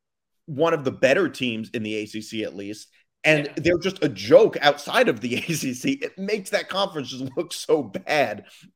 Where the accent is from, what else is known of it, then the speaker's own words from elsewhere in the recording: Northeast, United States; I'm from the Northeast. I went to Sacred Heart.